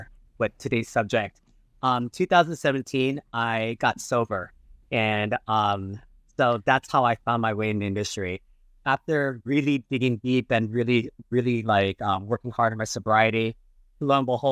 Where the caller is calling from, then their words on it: Northridge, California, United States; And I'm streaming from Northridge.